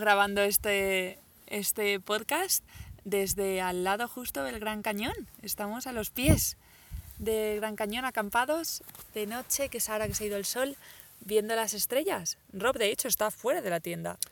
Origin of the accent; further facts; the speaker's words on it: Spain; hablo en español porque soy española